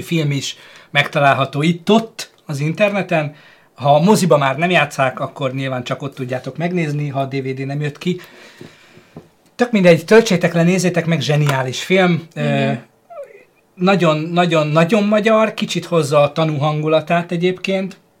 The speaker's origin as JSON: {"language": "Hungarian", "country": "Hungary", "said": "magyarok vagyunk"}